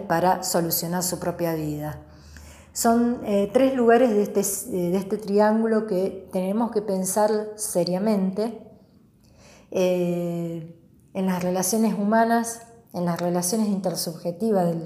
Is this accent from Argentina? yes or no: yes; Argentina; nosotros los argentinos